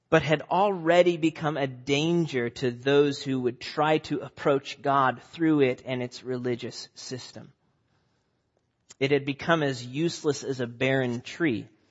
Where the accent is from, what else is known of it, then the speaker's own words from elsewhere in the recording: Nebraska, United States; moved away as an adult; also born or lived in Omaha, Nebraska; now in New England, United States; I grew up in Nebraska